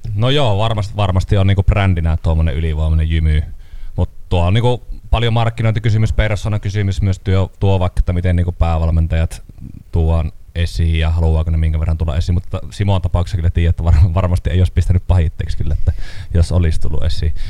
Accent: Kuhmo, Kainuu, Finland; minä olen Kuhmosta

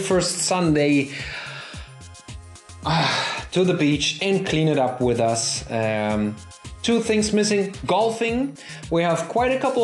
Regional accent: Germany; accent: German; English is a second language; my German accent

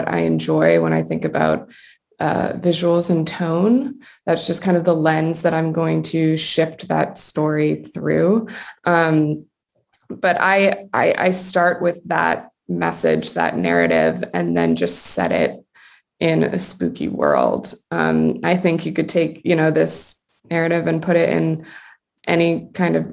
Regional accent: New England, near Salem, Massachusetts, United States; I grew up in New England, like very close to Salem

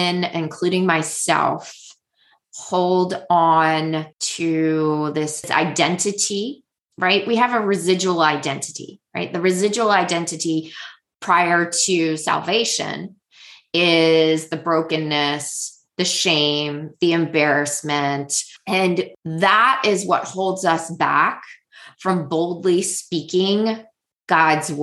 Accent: United States; also born or lived in Houston; now in Maryland, United States; I am an American woman in, you know, America.

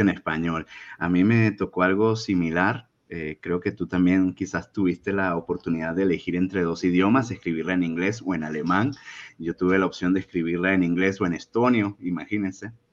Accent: Venezuela; moved away; somos tres venezolanos

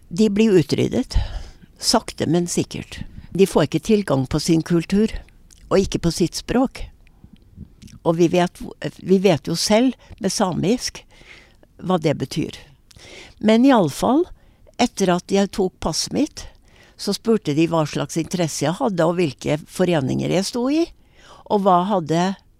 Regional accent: Norway; jeg er jo norsk

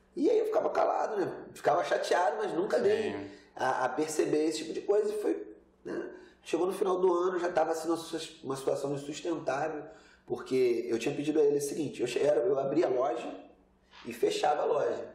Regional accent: Rio de Janeiro, Brazil; eu nasci aqui no Rio de Janeiro

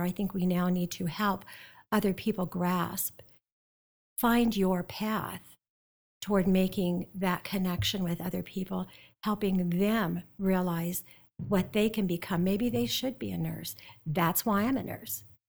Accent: South Dakota, United States; moved away; I grew up in South Dakota and the Black Hills.

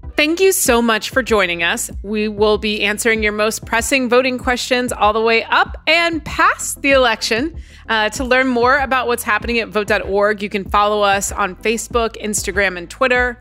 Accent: Indiana, United States; my home state of Indiana

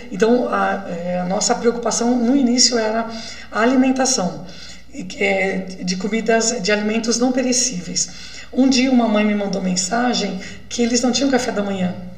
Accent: Minas Gerais, Brazil; eu sou de Minas, então é roça

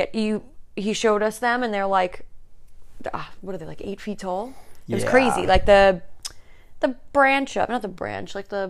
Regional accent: New York, United States; Yes, we're from New York

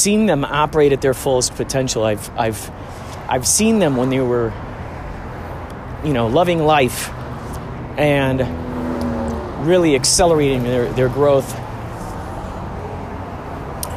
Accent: Chicago, Illinois, United States; now in California, United States; I'm from the Chicagoland area

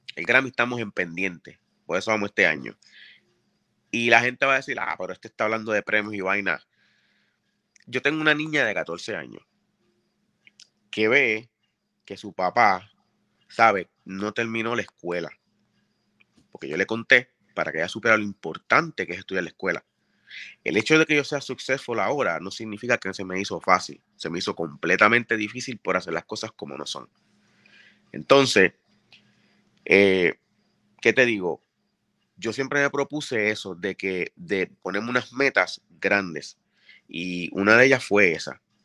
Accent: Bayamón, Puerto Rico; born or raised there; also born or lived in Río Piedras / Carolina

